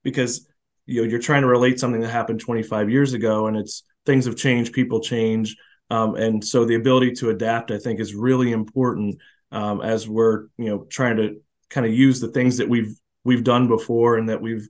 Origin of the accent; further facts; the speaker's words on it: Florida, United States; moved away; I come from Florida where it's baseball and it's serious and it's a certain way you play it